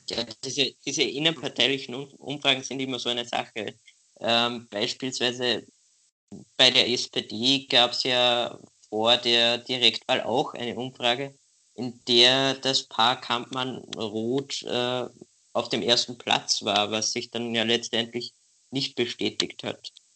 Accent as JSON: {"language": "German", "country": "Austria", "said": "als, als Österreicher"}